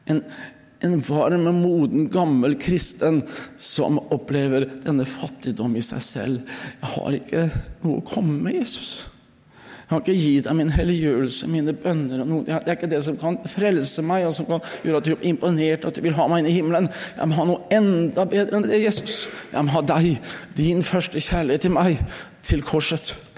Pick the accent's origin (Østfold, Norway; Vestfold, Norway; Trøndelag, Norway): Østfold, Norway; moved away; hjemme i Østfold